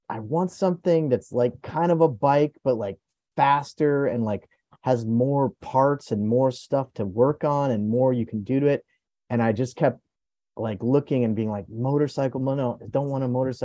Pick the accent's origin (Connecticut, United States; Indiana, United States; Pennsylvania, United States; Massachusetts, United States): Connecticut, United States; moved away as an adult; also born or lived in New York; I grew up in Connecticut in New England.